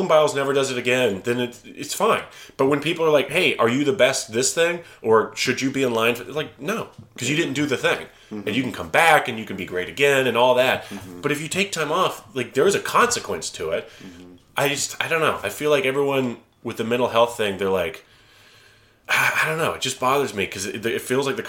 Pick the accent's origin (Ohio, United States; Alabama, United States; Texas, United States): Alabama, United States; moved away; I'm from Alabama.